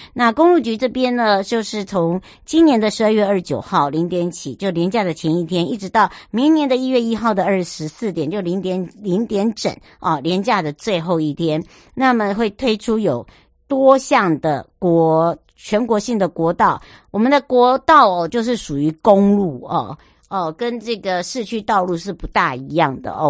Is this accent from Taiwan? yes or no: yes; Huadong Valley, eastern Taiwan, Taiwan; moved away; 我的故乡，华东纵谷